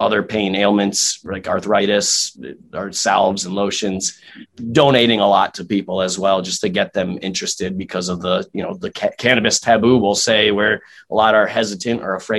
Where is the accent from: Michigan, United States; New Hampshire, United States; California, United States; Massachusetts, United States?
Massachusetts, United States; moved away as an adult; now in Connecticut, United States; I was originally from Massachusetts. I just moved down to Connecticut about six, seven months ago now